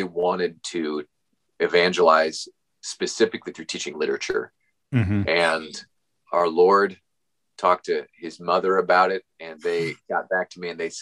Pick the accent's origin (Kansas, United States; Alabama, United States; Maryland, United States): Kansas, United States; Topeka; I was raised in Topeka, Kansas